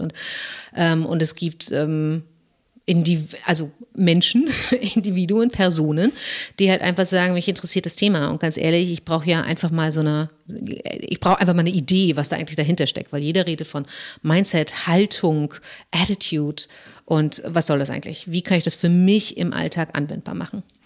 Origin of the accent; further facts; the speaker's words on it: Germany; als Deutsche